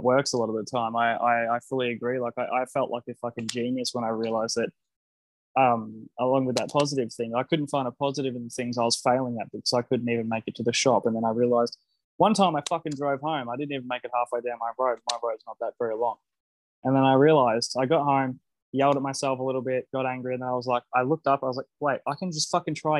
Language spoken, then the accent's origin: English; Australia; I'm an Australian